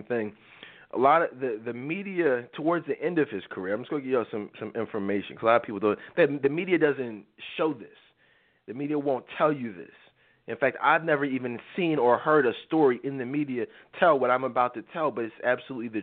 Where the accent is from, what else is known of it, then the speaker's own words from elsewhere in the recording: Philadelphia, Pennsylvania, United States; I grew up in Philly.